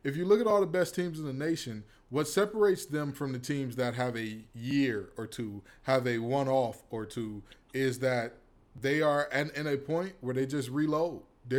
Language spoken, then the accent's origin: English; the North, United States; As a Northerner, I did not know that these things existed.